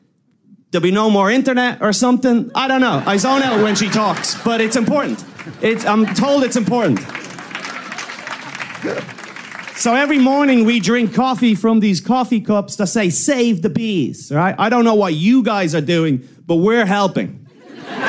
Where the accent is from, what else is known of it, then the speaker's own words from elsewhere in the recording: Ireland; I'm from Ireland